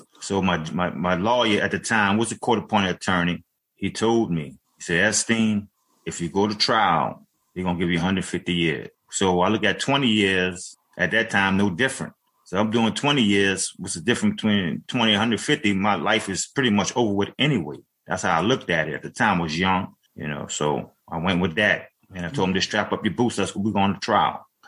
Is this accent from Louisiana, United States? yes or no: yes; New Orleans, Louisiana, United States; now in Avondale, United States; from 9 years old on, because I grew up in New Orleans in Seven Ward.